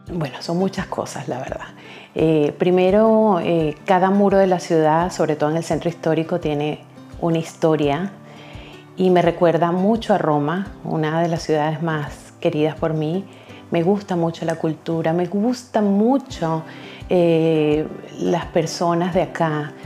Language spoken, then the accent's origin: Spanish; Venezuela; moved away as an adult; also born or lived in Chile / Antofagasta, Chile; now in Braga, Portugal; Nosotros conocemos como venezolanos mucho del pueblo portugués